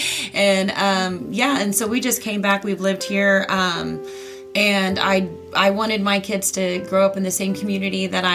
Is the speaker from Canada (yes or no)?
no; Choctaw, Oklahoma, United States; also born or lived in California; I was born and raised in Oklahoma. I went to Choctaw schools for kindergarten. Then I moved to California and came back my seventh grade year. So I'm an Okie Calliope.